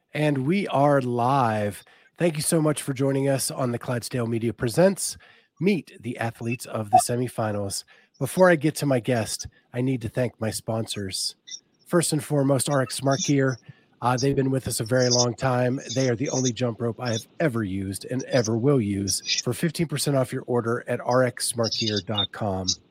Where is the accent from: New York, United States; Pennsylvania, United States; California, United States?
Pennsylvania, United States; where I grew up in Pennsylvania